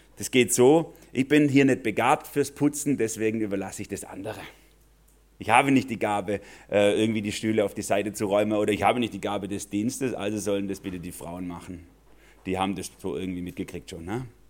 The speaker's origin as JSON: {"language": "German", "country": "Germany", "said": "Wir als Deutsche"}